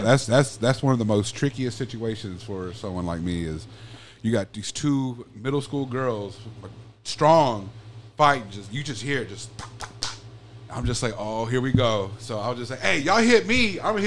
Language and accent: English; United States; I'm an American, bro. I am soft.